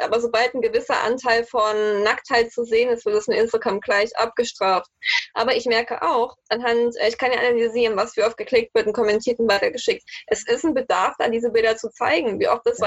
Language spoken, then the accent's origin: German; the East, eastern Germany, Germany; moved away as an adult; now in Frankfurt, Germany; ich komme ja eigentlich aus dem Osten